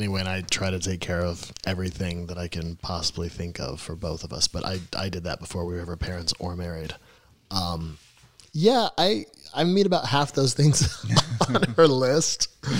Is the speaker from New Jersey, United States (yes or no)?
no; Indiana, United States; moved away as an adult; now in Los Angeles, United States; growing up in Indiana